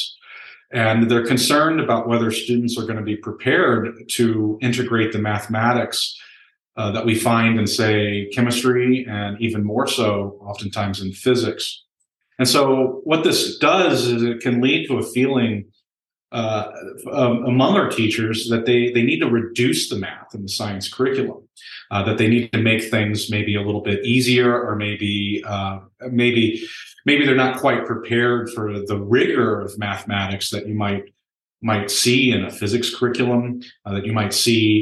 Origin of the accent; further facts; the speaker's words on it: Virginia, United States; also born or lived in Omaha, Nebraska; now in Nebraska, United States; I'm actually from Virginia, but I am a Nebraskan right now.